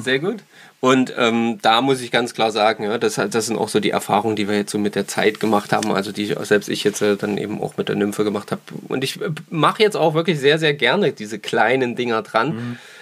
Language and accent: German; Saxony, Germany; bei uns in Sachsen